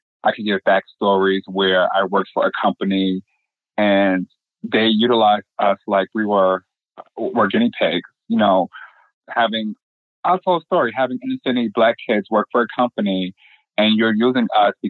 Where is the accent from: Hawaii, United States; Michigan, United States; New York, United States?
New York, United States; New York City; moved away as an adult; also born or lived in Atlanta; now in Los Angeles, United States; I'm originally from New York City. We're up in the streets of Harlem, born and raised. Then I recently relocated to California.